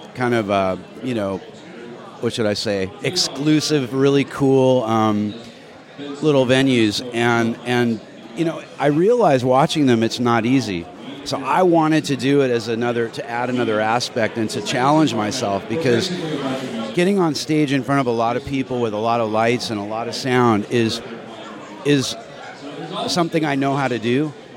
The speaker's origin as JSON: {"language": "English", "town": "San Diego", "region": "California", "country": "United States", "tie": "born or raised there", "said": "I grew up surfing in San Diego"}